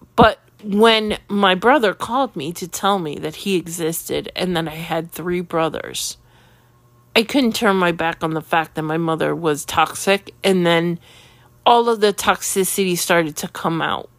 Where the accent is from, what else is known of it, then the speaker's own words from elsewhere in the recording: New York City, New York, United States; When I was ten years old, living in Queens